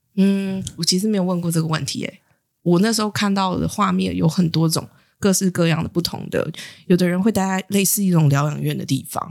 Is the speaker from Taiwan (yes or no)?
yes; Taiwan; 出生在台湾其实是很幸运的事情